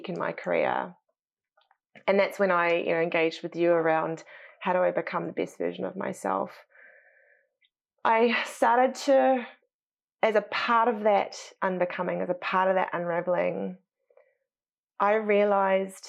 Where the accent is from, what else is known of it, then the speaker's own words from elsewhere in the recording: New Zealand; moved away as an adult; also born or lived in United States; I'm probably more like an American with my how upfront I am and how probably assertive I am than I probably was ever as a Kiwi